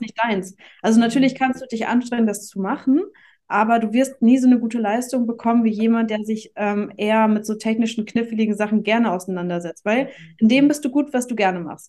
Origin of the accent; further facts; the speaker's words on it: Hamburg, Germany; ich komme aus Hamburg